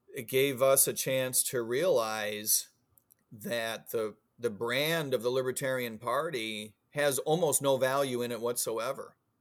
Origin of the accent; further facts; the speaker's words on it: Illinois, United States; also born or lived in Florida; now in Virginia, United States; I grew up in Il, Illinois